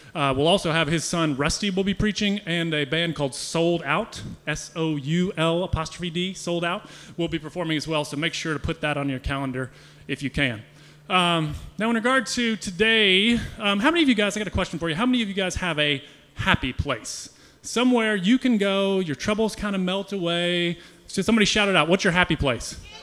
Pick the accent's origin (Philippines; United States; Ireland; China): United States; we as American Christians